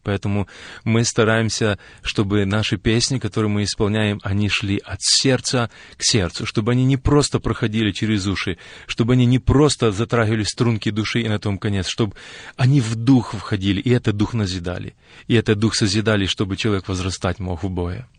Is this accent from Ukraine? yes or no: yes; Ukraine; мы родились и выросли на Украине, и это наш народ, и наш язык